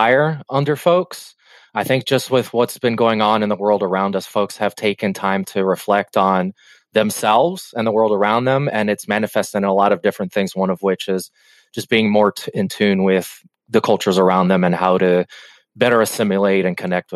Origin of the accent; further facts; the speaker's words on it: Cuba; I come from Cuba